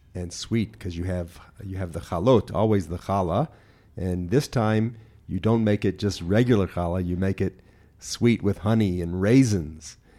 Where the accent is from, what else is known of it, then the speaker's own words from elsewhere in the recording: Memphis, Tennessee, United States; moved away as an adult; now in Israel; Memphis all the time, but that's my, my my hometown